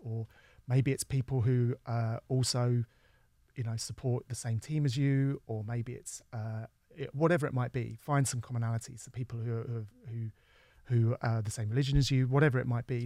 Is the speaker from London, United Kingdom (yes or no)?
yes; London, United Kingdom; I was from London